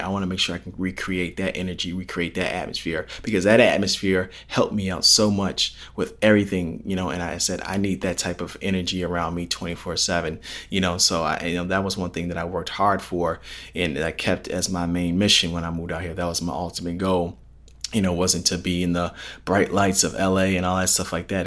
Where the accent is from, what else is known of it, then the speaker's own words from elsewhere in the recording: Palos Hills, Illinois, United States; my hometown area, Palos Hills, Illinois